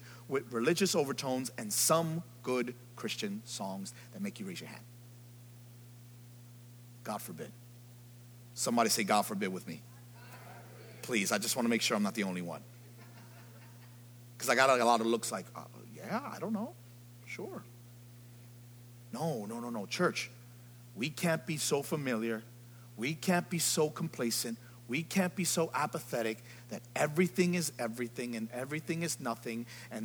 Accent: New York City, New York, United States; I'm from the Bronx

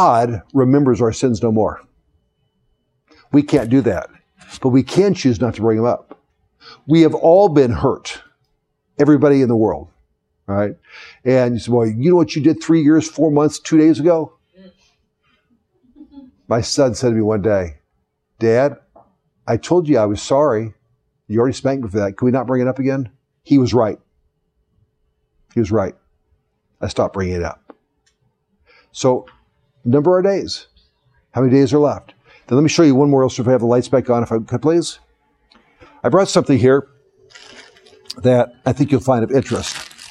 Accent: the South, United States; I was born in the South

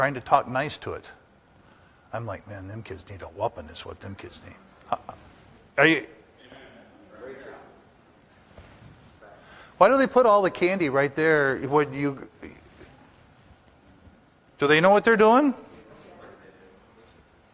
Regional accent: Upper Peninsula, Michigan, United States; I was raised in the Upper Peninsula

